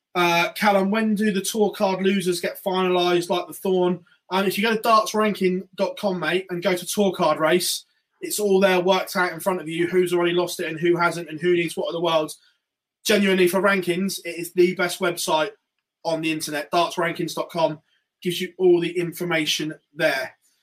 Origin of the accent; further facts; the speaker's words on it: Ireland; Yeah, well, I'm Irish.